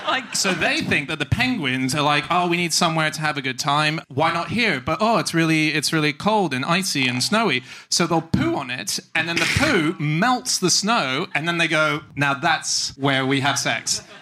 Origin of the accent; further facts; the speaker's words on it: Australia; I'm an Aussie, by the way. I just don't sound it.